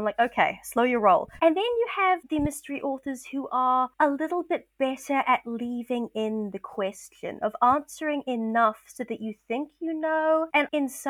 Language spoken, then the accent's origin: English; New Zealand; I'm a Kiwi